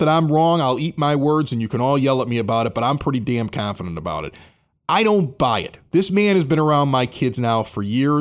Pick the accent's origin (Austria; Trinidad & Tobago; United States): United States; Chicago, Illinois; I grew up at 80th and Spalding